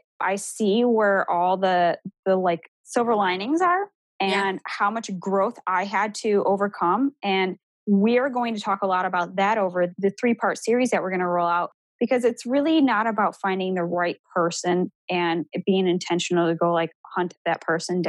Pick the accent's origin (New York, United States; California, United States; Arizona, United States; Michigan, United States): New York, United States; Buffalo; moved away as an adult; now in Columbus, United States; I'm not originally from Columbus, Ohio. I'm from Buffalo, New York